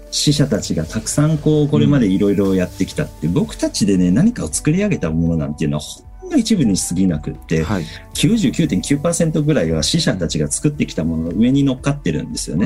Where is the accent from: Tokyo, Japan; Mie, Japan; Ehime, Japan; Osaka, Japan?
Osaka, Japan; 僕は生まれ育ちが大阪なんですけれども